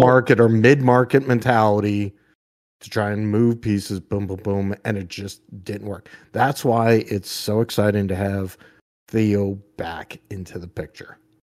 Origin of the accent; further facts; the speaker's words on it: New Hampshire, United States; when I grew up in New Hampshire